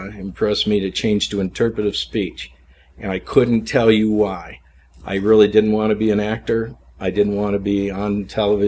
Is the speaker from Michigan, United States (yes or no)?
yes; Flint, Michigan, United States; now in Greenville, United States; I was born in Flint, Michigan